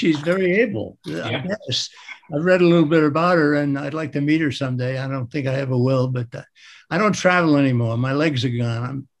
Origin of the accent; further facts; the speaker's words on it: New York City, New York, United States; moved away; also born or lived in Arlington, Virginia / Boston; I'm a Native American. I grew up in Brooklyn.